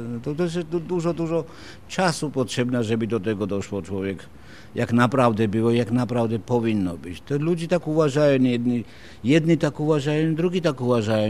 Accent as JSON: {"language": "Polish", "region": "Imereti", "country": "Georgia", "second_language": "Polish", "moved": "as an adult", "lives_now": "Wrocław, Poland", "said": "pochodzę bardziej z Imeretyn"}